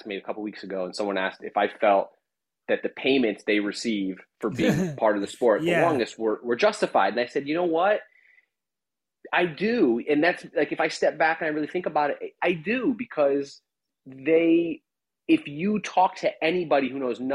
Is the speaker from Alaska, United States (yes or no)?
no; Connecticut, United States; I grew up in Connecticut, outside of New York